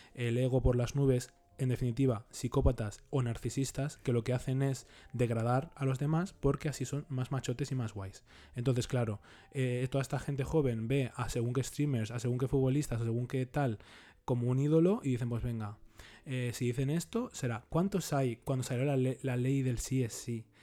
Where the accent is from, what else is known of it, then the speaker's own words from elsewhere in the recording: Leganés, Community of Madrid, Spain; yo soy de Leganés